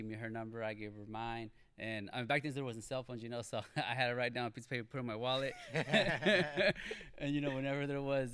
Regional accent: Arden-Arcade, California, United States; I grew up in Fulton, Arden area. So we call it like Arden Arcade

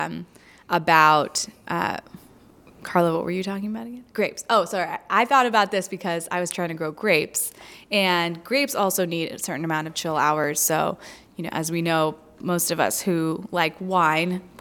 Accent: Florida, United States; I'm from Florida

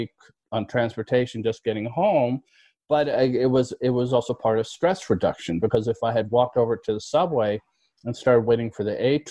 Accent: New York City, New York, United States; My wife and I, we're from New York. We're native New Yorkers, both of us

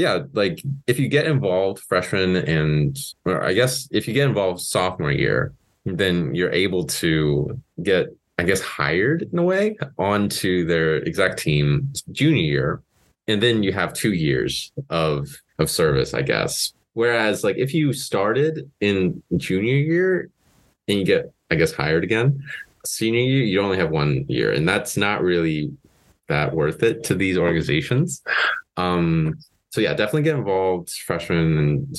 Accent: Paoli, Indiana, United States; I'm from Paoli, Indiana

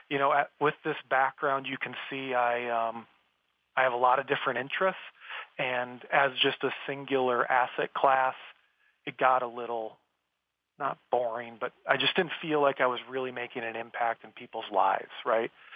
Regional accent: South Dakota, United States; I grew up in South Dakota, which is the Wild West still, right? Very out in the middle of nowhere, small town.

